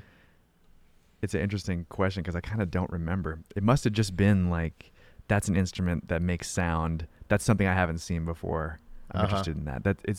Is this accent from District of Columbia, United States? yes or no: no; Poway, California, United States; I grew up in Poway, which is like North County, San Diego. It's like inland North County.